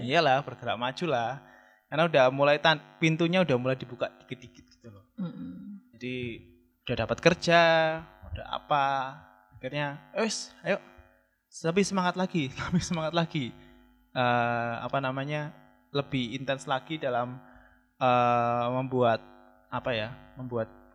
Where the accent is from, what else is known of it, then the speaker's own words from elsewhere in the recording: Malang, East Java, Indonesia; also born or lived in Jakarta; aku kan, eh, dari Jakarta resign dari tempat kerja di sana, pulang ke Malang, cari kerja dengan tujuan itu cari kerja di Kota Malang atau Jawa Timur